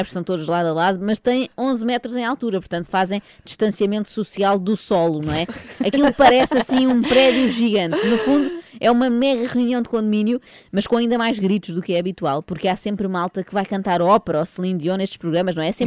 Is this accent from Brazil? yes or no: no; Jerez, Andalusia, Spain; moved away as an adult; now in Portugal; Na verdade, eu sou de Jerez, minha família toda é de lá. Eu estudo medicina dentária. Entretanto, vim para cá viver.